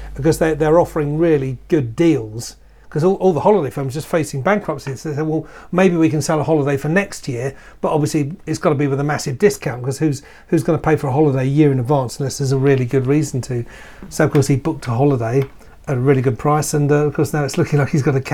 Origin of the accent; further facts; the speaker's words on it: London, United Kingdom; I'm from London